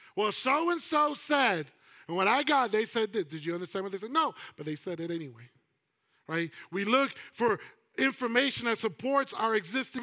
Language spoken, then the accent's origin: English; New York, United States; I'm a New Yorker